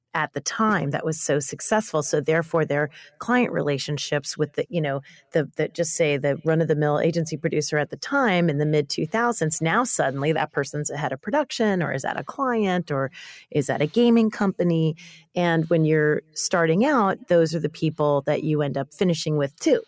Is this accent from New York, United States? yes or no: yes; New York, United States; I'm a New Yorker